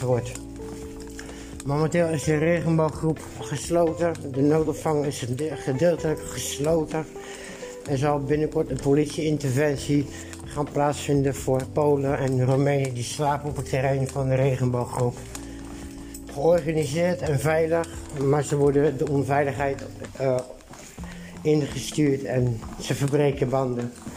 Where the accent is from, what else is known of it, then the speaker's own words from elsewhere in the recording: Netherlands; Van het woonwagenkamp waar ik geboren ben, waar Bets Tracé, de gevaarlijkste man van Nederland, ook is opgegroeid